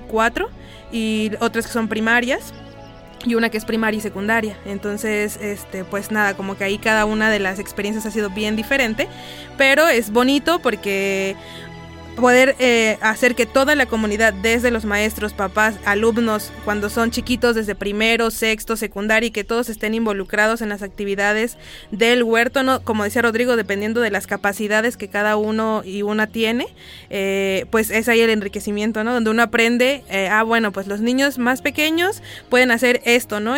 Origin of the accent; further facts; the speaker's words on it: San Andrés Tuxtla, Veracruz, Mexico; now in Xalapa, Mexico; originario de San Andrés Tuxtla, Veracruz, pero ya tengo aquí en Jalapa, en esta zona, como 15 años